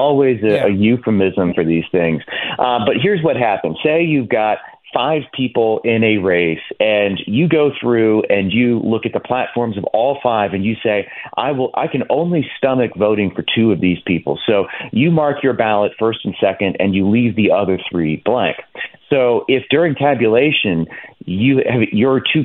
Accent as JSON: {"language": "English", "region": "Virginia", "country": "United States", "said": "my home state of Virginia"}